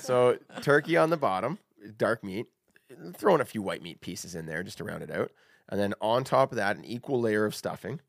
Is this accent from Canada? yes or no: yes; Canada